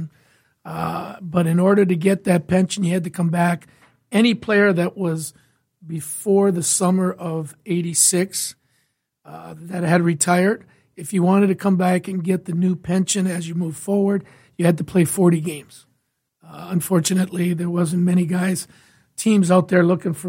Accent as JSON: {"language": "English", "town": "Windsor", "region": "Ontario", "country": "Canada", "moved": "as an adult", "lives_now": "Detroit, United States", "said": "I'm originally from Windsor, Ontario"}